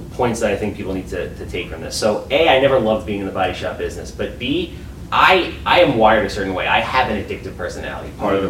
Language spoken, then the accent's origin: English; Wantagh, New York, United States; also born or lived in Brooklyn / Hempstead; I was born in Brooklyn. I was raised in Wantagh. Wantagh is a bubble. Long Island is a bubble.